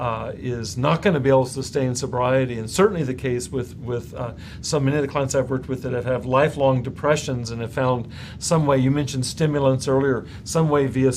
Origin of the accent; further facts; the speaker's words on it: Central California, United States; I come from Central California